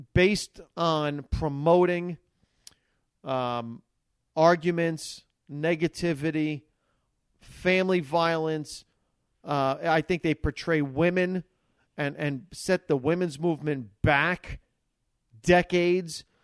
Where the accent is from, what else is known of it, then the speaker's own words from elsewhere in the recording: Hackensack, New Jersey, United States; I grew up in Hackensack, New Jersey